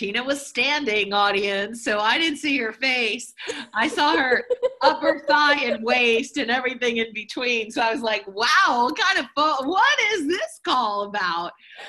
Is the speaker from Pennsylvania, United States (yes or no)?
yes; Philadelphia, Pennsylvania, United States; moved away; also born or lived in New Jersey; I was born in Philadelphia and kind of grew up around the corner from where Rocky Balboa was filmed. So very, I would say, low end of middle class and just very normal immigrant people.